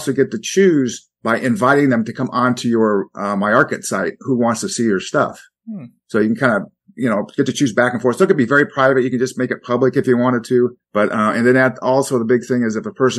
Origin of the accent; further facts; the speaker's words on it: Iowa, United States; I grew up in the Midwest in Iowa